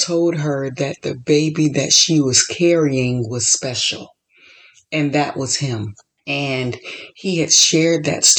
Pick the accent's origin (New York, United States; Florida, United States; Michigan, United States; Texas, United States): Florida, United States; moved away as an adult; also born or lived in Chicago; now in California, United States; I was born and raised in Florida. Then I lived in Chicago for 8 years, and now I've been in California for 9 years.